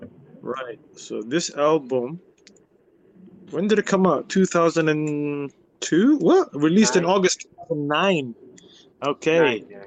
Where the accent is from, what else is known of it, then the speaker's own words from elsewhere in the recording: United Kingdom; I'm very British.